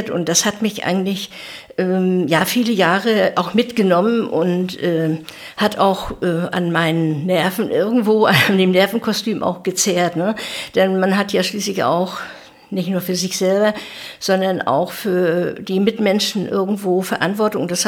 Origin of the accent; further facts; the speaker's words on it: East Germany, Germany; du weißt, ich bin ein Kind der DDR, worauf ich eigentlich auch sehr stolz bin.